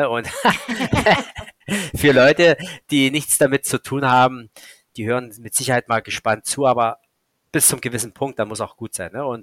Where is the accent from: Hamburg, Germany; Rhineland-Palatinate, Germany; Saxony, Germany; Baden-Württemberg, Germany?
Saxony, Germany; Ich war damals in der Dresdner Gegend, weil es halt meine Heimat ist